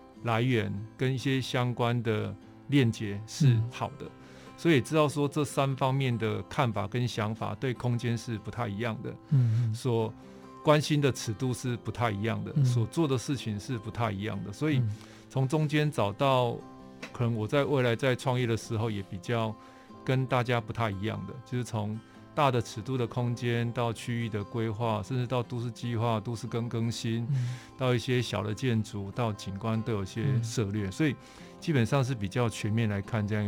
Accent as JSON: {"language": "Chinese", "region": "Pingtung County", "country": "Taiwan", "tie": "born or raised there", "also_born_or_lived": "Tainan", "said": "在屏东跟台南的生活经验。基本上，我觉得我的台语是在台南学的，嗯、然后小时候在屏东就是沙蛇溪"}